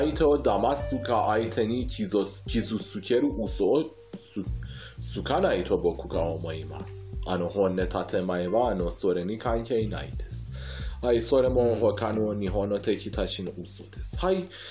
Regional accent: Iran; Japanese is a second language; 僕はイラン人として

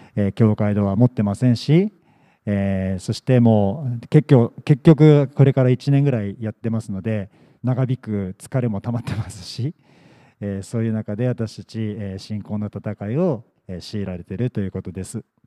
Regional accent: Yokohama, Kanagawa, Japan; also born or lived in Yamagata; 横浜生まれ横浜育ち

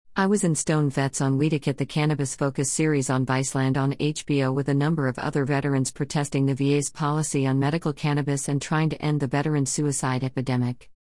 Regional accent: Hawaii, United States; now in Austin, United States; I grew up in Hawaii in the nineteen seventies

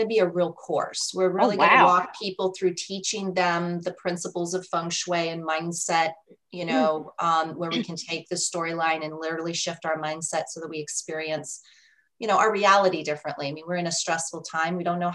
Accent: Colorado, United States; I'm from Colorado

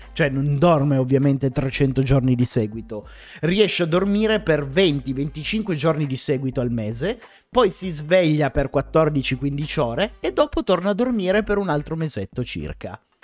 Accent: Piedmont, Italy; now in Milan, Italy; entrambi siamo piemontesi

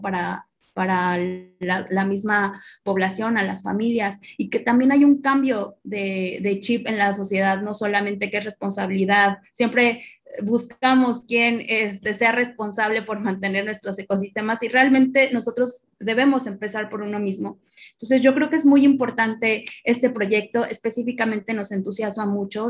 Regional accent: Morelos, Mexico; moved away; also born or lived in northern Mexico; yo soy originaria de, de Morelos, de, la eterna primavera, y realmente cuando me mudo para la, la zona semiárida

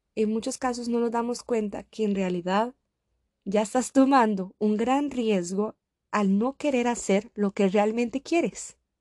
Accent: Costa Rica; moved away as an adult; now in Samara, Russia; me quedé en Costa Rica. Ya había iniciado una carrera, podía compartir tiempo con mi familia, estaba en mi país

